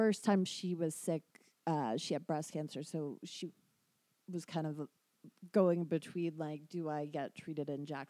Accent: United Kingdom; I'm British

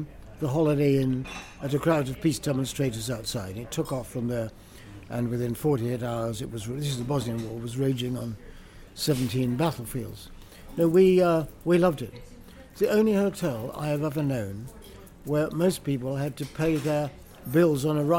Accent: Beccles, East of England, United Kingdom; I come from Beccles in East Suffolk

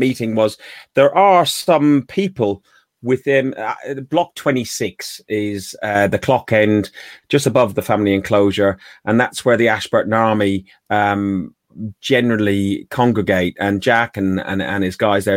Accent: Ireland; I'm Irish, okay? I'm Irish.

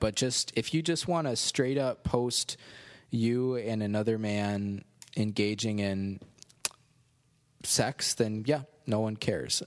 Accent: Cherry Valley, United States; a Methodist church in Cherry Valley, my hometown

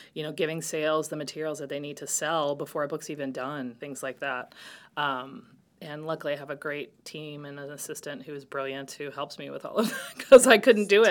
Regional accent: Virginia, United States; moved away as an adult; also born or lived in New York; William and Mary in Virginia, where I grew up in Virginia

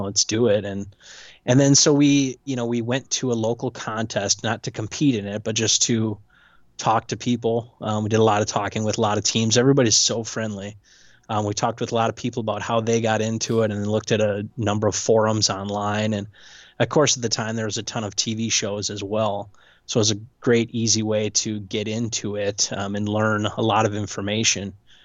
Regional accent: Portage, Wisconsin, United States; I grew up in the dirty souths of Portage, Wisconsin.

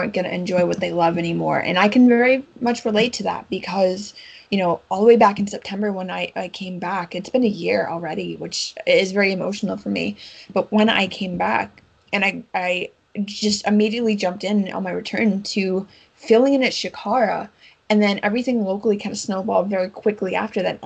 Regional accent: United States; I'm an American

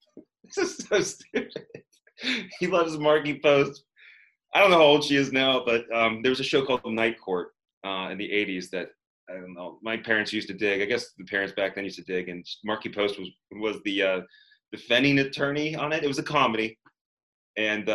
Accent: Pittsburgh, Pennsylvania, United States; also born or lived in West Virginia / Greensburg, Pennsylvania / Los Angeles; growing up in the suburbs of Pittsburgh

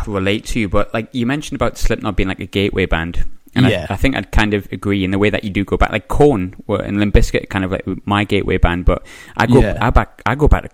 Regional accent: Sunderland, North East England, United Kingdom; moved away; I'm from Sunderland originally

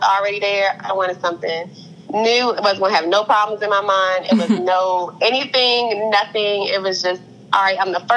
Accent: Upper Marlboro, Maryland, United States; I'm from Upper Marlboro, Maryland

